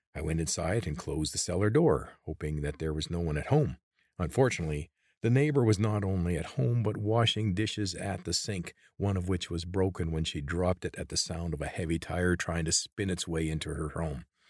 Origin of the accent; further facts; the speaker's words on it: Creston, British Columbia, Canada; I grew up in Creston, British Columbia